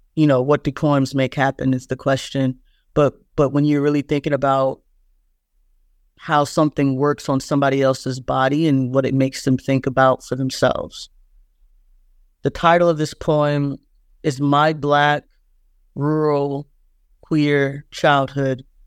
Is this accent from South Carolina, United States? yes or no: yes; Plantersville, South Carolina, United States; also born or lived in Georgetown, South Carolina; I grew up in Plantersville